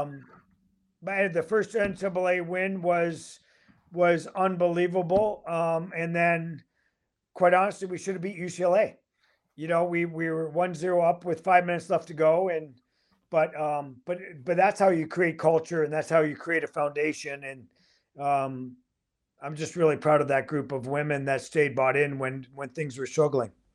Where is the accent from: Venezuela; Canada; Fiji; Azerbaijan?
Canada; also born or lived in Michigan; I'm Canadian